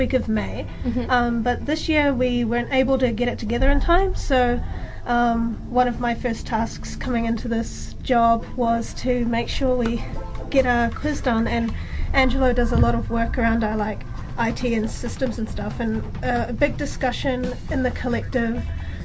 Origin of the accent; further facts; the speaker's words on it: Dunedin, Otago, New Zealand; growing up in Dunedin